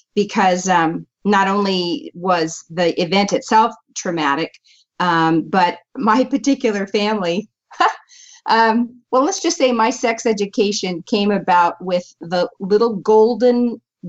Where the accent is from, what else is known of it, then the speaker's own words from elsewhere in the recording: San Diego, California, United States; I was born in San Diego, California.